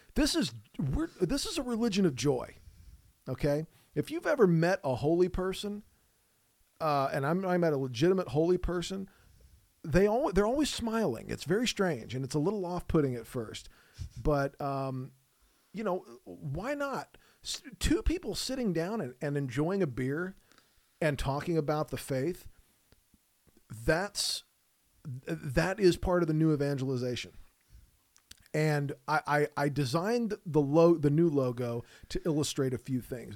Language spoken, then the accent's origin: English; United States; I grew up and live in the United States of America, so I know this culture